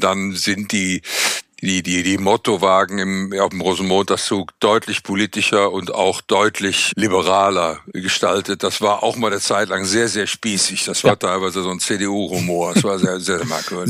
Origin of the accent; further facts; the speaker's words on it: Cologne, North Rhine-Westphalia, Germany; Ich bin Kölner